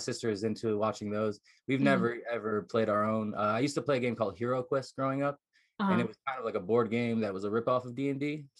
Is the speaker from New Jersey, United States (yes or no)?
yes; New Jersey, United States; now in Las Vegas, United States; I've been out here most of my life, but originally I'm from New Jersey.